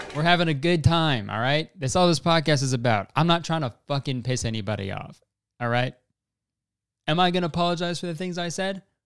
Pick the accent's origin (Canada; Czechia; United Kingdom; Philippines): Canada; we're Canadian